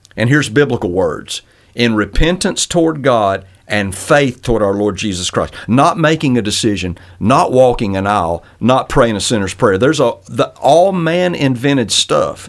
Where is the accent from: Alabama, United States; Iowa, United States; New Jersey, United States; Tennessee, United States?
Alabama, United States; Northwest; I grew up in Northwest Alabama